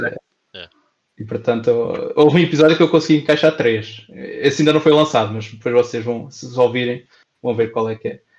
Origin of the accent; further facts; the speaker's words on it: Pampilhosa, Portugal; 92.6 da Pampilhosa, que é a minha terra